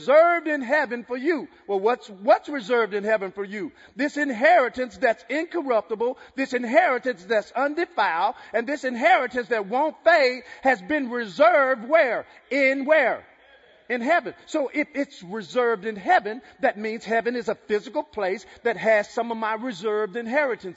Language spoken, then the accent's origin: English; Texas, United States; I'm from Texas